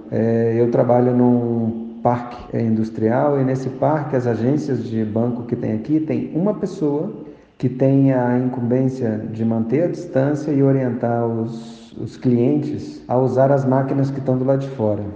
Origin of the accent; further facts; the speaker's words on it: Brazil; now in Mexico; eu, como brasileiro, estava acostumado no Brasil